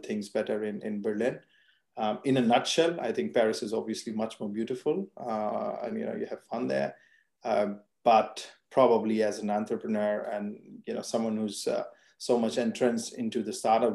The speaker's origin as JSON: {"language": "English", "country": "India", "tie": "born or raised there", "also_born_or_lived": "France", "moved": "as an adult", "lives_now": "Germany", "said": "born and brought up in India and then moved to Germany."}